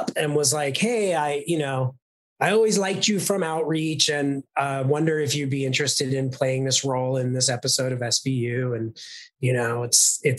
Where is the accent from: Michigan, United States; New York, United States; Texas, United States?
New York, United States; New York City; moved away as an adult; also born or lived in Los Angeles; I'm from New York City and I grew up there and I started acting from New York City and then moved out to Los Angeles when I was about 25